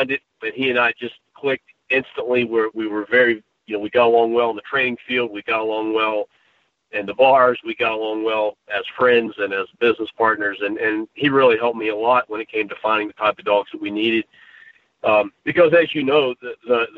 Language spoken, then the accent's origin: English; West Virginia, United States; when I was pretty young here, growing up in West Virginia